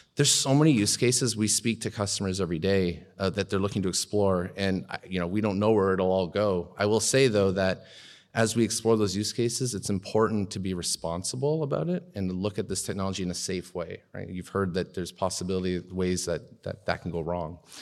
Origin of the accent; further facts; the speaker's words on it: Canada; as a Canadian